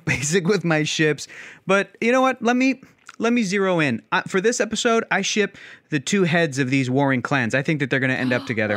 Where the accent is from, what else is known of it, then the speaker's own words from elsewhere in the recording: San Diego, California, United States; I was born and raised in San Diego